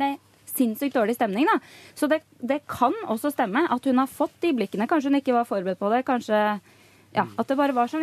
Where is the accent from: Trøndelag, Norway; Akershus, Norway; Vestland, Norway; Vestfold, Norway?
Akershus, Norway; Rælingen; moved away; familien hjemme i Rælingen